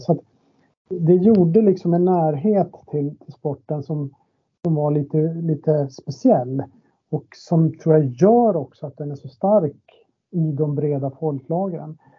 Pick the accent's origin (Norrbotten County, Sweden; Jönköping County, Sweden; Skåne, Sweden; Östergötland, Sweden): Norrbotten County, Sweden; Boden; moved away as an adult; now in Stockholm, Sweden; min uppväxt i Boden